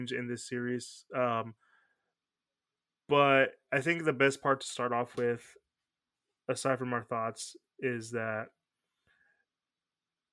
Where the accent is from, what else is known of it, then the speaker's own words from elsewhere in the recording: Houston, Texas, United States; We're from Houston. The closest thing we have to, like, a big body of water is Galveston Beach.